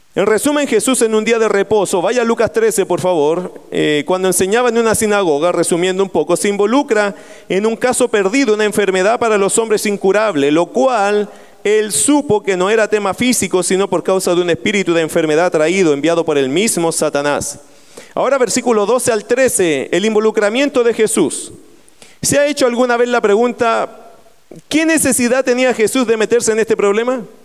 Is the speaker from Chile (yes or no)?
yes; Talagante, Santiago Metropolitan Region, Chile; moved away; Yo vengo de la tierra de Talagante, se llama la tierra de las brujas.